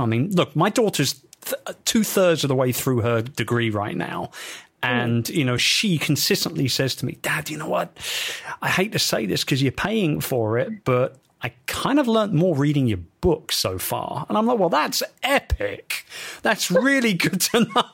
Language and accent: English; London, United Kingdom; in London, my hometown